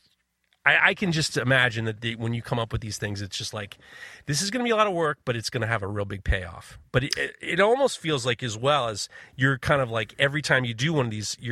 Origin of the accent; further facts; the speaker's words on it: New York City, New York, United States; being a New Yorker